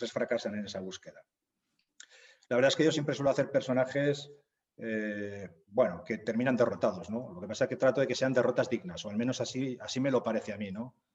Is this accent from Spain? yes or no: yes; Zaragoza, Aragon, Spain; born there; nací en Zaragoza, trabajo desde hace bastantes años, como hemos hablado, en, ayuda humanitaria internacional.